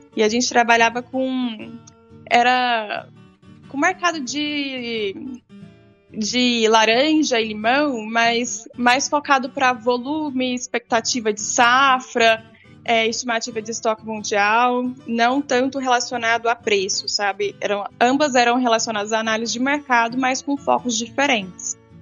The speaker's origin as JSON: {"language": "Portuguese", "town": "Rio Verde", "region": "Goiás", "country": "Brazil", "tie": "born or raised there", "said": "Eu nasci em Rio Verde, Goiás, né? Interior do estado de Goiás"}